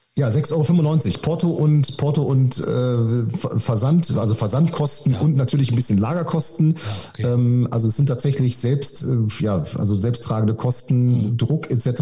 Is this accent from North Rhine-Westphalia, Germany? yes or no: yes; Münster, North Rhine-Westphalia, Germany; ich komme ursprünglich aus Münster